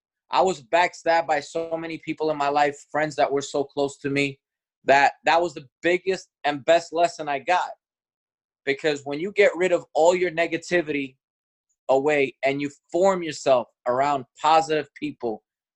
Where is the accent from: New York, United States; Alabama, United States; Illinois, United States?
New York, United States; Bronx; I'll never forget where I came from. I came from Fordham Road, from the Bronx, from the hood